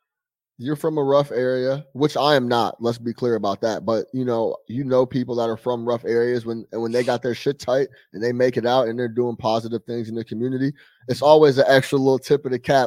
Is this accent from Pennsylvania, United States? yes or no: no; Chicago, Illinois, United States; I'm from Chicago. I think Chicago's the best place in the world, right?